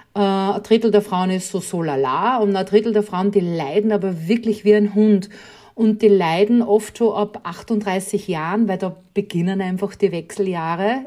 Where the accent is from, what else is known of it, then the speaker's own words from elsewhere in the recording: Upper Austria, Austria; bin Oberösterreicherin